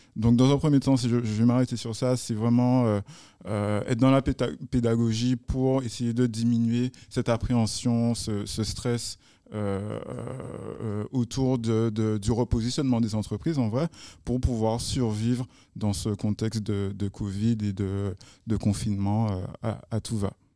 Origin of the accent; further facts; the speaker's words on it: Guadeloupe; chez nous en Guadeloupe.